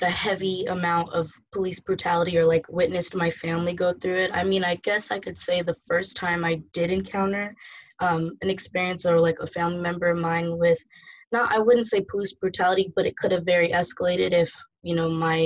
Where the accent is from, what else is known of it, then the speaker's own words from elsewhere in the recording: San Jose, California, United States; moved away as an adult; now in Atlanta, United States; growing up in San Jose, not a big, you know, Black population